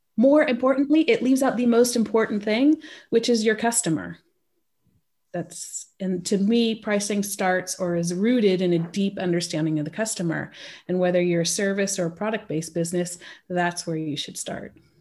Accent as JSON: {"language": "English", "region": "California", "country": "United States", "tie": "born or raised there", "moved": "as an adult", "lives_now": "Switzerland", "said": "I grew up stateside. I grew up in California."}